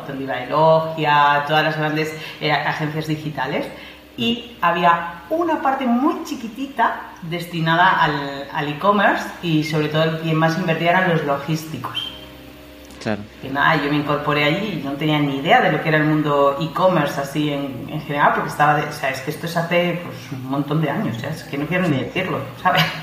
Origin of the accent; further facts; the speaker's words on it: Madrid, Community of Madrid, Spain; moved away as an adult; Madrid. Soy madrileña, soy madrileña.